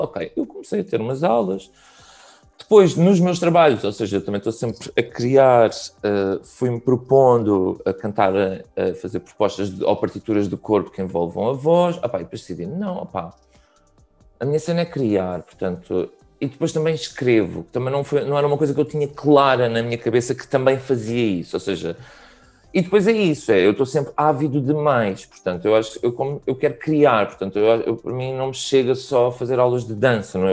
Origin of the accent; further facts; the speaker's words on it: Barreiro, Setúbal, Portugal; eu sou da Margem Sul, era tipo a cena de juntarmos todos na Avenida da Praia